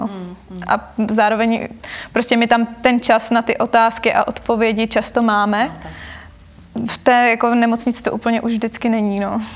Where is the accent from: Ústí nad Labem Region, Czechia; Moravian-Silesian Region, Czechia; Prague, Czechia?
Prague, Czechia; jsem vyrostla v Praze